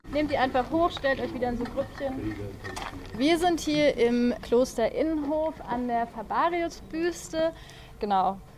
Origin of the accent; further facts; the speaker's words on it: near Witzenhausen, Hesse, Germany; ich bin ganz in der Nähe von hier aufgewachsen